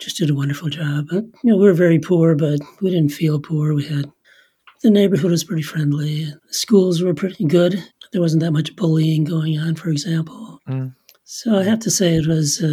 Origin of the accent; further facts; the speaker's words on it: Saint Paul, Minnesota, United States; also born or lived in Germany; we ended up growing up in St. Paul.